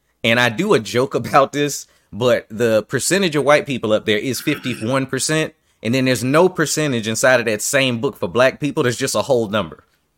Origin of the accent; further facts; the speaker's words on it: New York, United States; well, I'm from New York and I'm used to saying what the fuck I mean.